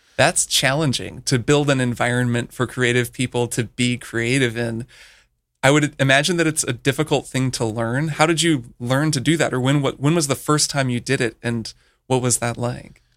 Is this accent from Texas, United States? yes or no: no; Bloomington, Indiana, United States; moved away; Brian and I grew up together in Bloomington, Indiana